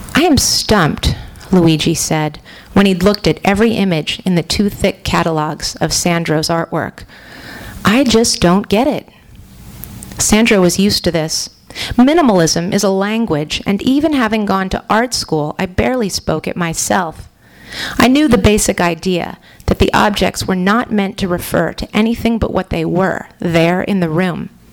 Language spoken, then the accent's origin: English; San Francisco, California, United States; I grew up in San Francisco